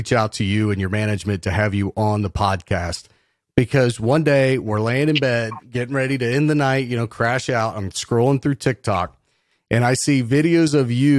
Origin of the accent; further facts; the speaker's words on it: Cincinnati, Ohio, United States; now in West Virginia, United States; I'm originally from Cincinnati, but I'm located in West Virginia